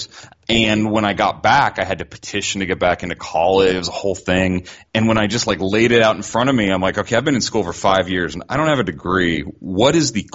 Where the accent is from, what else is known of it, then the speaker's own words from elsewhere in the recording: Sonoita, Arizona, United States; moved away as an adult; also born or lived in Oregon / San Diego / Delaware / Pennsylvania; I grew up in Arizona and Oregon, sort of back and forth. And I grew up in a tiny, tiny town in southern Arizona called Sonoyta.